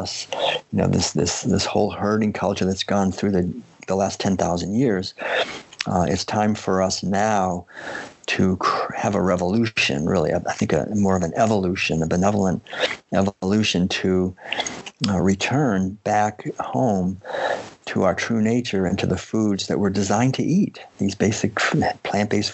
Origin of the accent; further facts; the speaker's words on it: Concord, Massachusetts, United States; also born or lived in Maine; I had been born and raised in Concord, Massachusetts